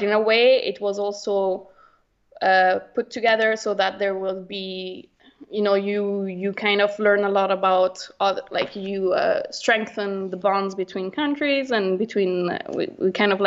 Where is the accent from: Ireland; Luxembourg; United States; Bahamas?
Luxembourg; also born or lived in Southampton, United Kingdom; born and raised and grew up in Luxembourg